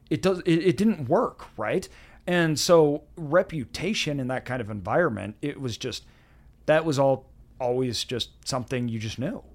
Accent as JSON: {"language": "English", "town": "Meridian", "region": "Idaho", "country": "United States", "tie": "born or raised there", "said": "I grew up in Meridian"}